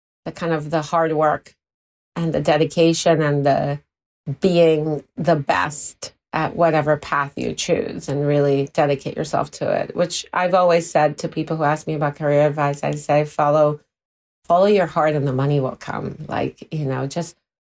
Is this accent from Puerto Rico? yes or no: yes; Puerto Rico; moved away; I'm from Puerto Rico originally, so that Latino passion can come through.